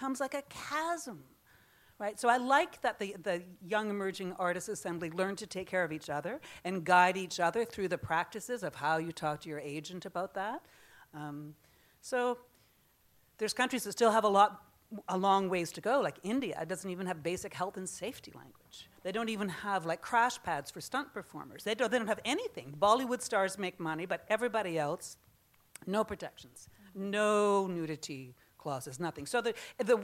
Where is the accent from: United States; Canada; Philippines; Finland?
Canada; As a Canadian